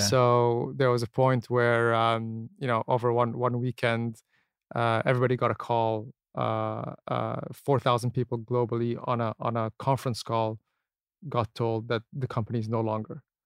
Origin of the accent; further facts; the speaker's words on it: Abu Dhabi, United Arab Emirates; also born or lived in Canada; I was born and raised here, born and raised in Abu